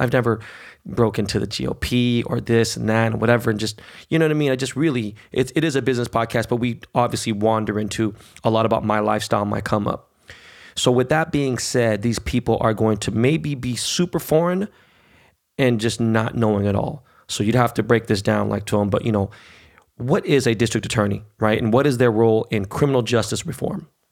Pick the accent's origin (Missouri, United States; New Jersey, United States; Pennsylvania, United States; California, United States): California, United States; Los Angeles; also born or lived in Beverly Hills / New York; growing up in Koreatown, growing up in the hood